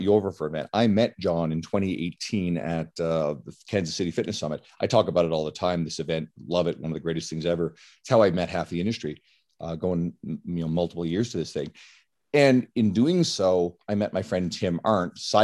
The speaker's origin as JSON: {"language": "English", "region": "Newfoundland and Labrador", "country": "Canada", "moved": "yes", "said": "I'm originally from Newfoundland. So that's the island on the east coast of Canada"}